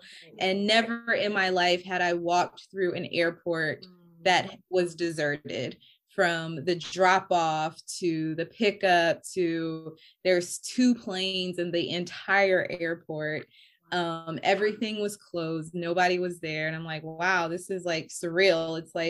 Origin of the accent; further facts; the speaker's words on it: New York, United States; And you know, we're from New York. Our families are from New York.